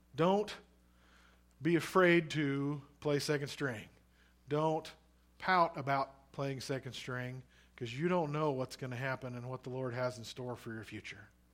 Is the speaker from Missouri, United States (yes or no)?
yes; Missouri, United States; now in Oregon, United States; I'm from Missouri originally, but my mom is from Nebraska